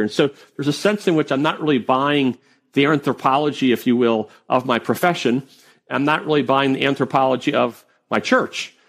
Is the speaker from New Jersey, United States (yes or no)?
no; Wisconsin, United States; moved away as an adult; also born or lived in Maryland; I grew up in Wisconsin